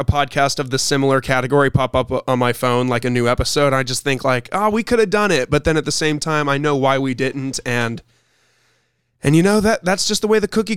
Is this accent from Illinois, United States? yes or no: yes; Illinois, United States; I was born in Illinois